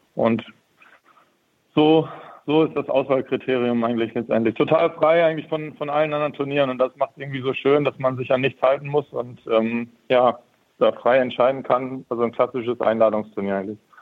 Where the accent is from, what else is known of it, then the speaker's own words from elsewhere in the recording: Lemgo, North Rhine-Westphalia, Germany; Ich komme aus Lemgo